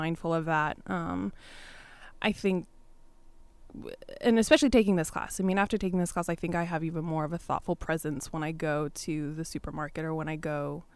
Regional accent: Sacramento, California, United States; moved away as an adult; now in Irvine, United States; I'm from NorCal.

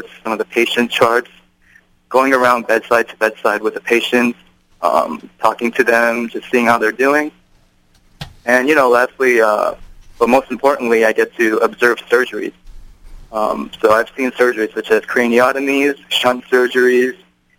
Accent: Irvine, California, United States; moved away as an adult; now in Cambridge, United States; I hail from Irvine, California, actually, and I went to the same high school as Nathan Tang

